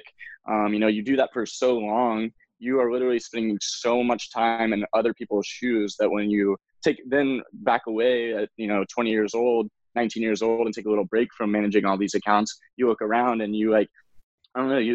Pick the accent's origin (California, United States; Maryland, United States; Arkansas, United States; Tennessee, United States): Tennessee, United States; Memphis; moved away as an adult; now in Los Angeles, United States; I was born in Memphis, Tennessee